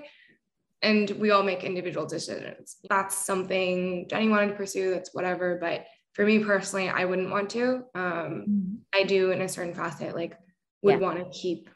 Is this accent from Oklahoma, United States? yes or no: no; Bay Area, California, United States; moved away as an adult; now in New York, United States; I grew up in California, Bay Area. I moved to New York, I think exactly like 12 months ago.